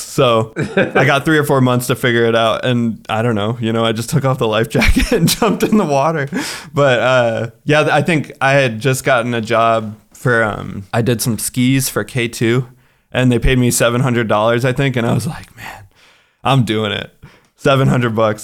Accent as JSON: {"language": "English", "country": "United States", "moved": "yes", "lives_now": "Kosovo", "said": "as an American"}